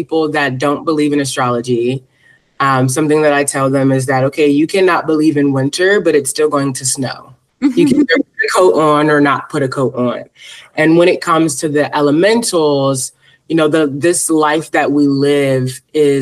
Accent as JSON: {"language": "English", "town": "Philadelphia", "region": "Pennsylvania", "country": "United States", "said": "So I am originally from Philadelphia, Pennsylvania. I was raised Salafi Muslim."}